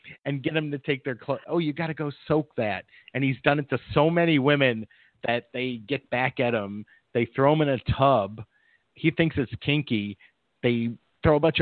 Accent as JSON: {"language": "English", "region": "Midwest", "country": "United States", "tie": "born or raised there", "moved": "yes", "lives_now": "Los Angeles area, United States", "said": "Growing up in the Midwest"}